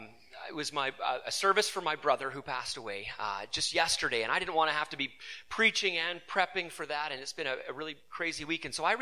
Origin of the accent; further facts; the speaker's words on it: Salmon Arm, British Columbia, Canada; moved away; the E-Free Church that I grew up in Salmon Arm.